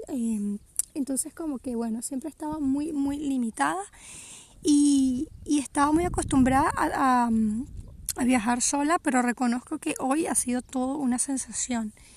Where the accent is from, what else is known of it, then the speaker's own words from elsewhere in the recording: Venezuela; moved away as an adult; also born or lived in Portugal; Yo desde que emigré de Venezuela